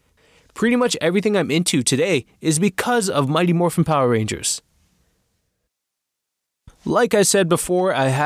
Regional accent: Toronto, Ontario, Canada; I am from Toronto, Ontario, Canada.

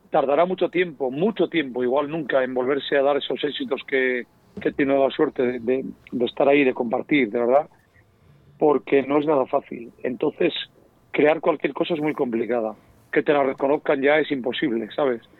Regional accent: Spain; nos hemos quitado la capa de, mm, pues de lo que somos siempre los españoles, de ya sabes, que parece que lo de fuera siempre es lo mejor

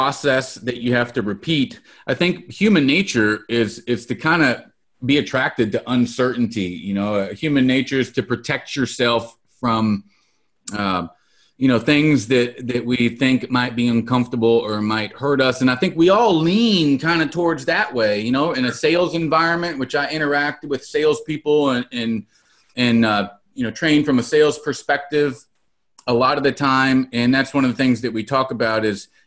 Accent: Salinas, California, United States; growing up in Salinas, California, I can tell you that I've had my electricity cut off many, many times

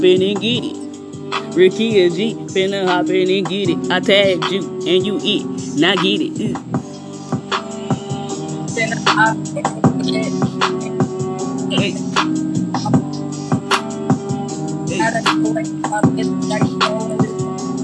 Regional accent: East St. Louis, Illinois, United States; I'm from East St. Louis, 89 blocks, East St. Louis, that's where I'm

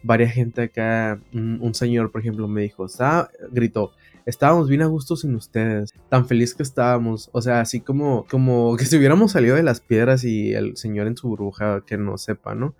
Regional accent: Tecate, Baja California, Mexico; aquí en Tecate, aquí en, mi pueblito

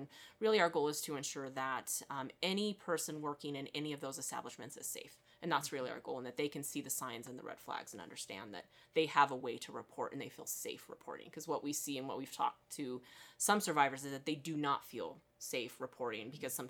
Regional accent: Reno, Nevada, United States; also born or lived in Clark County, Nevada; I was born and raised here in the Reno-Sparks area

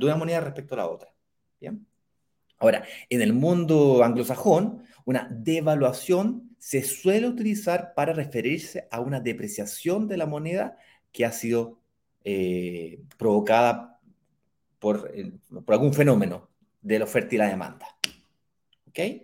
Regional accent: Chile; yo soy chileno

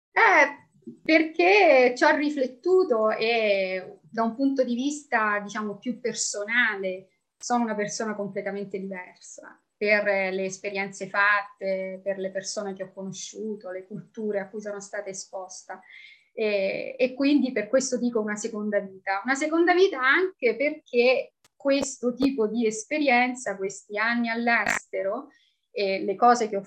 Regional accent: Rome, Lazio, Italy; moved away; italianissima, sono di Roma, eh, che ho lasciato quasi 20 anni fa, iniziando questa vita no? abbastanza nomade

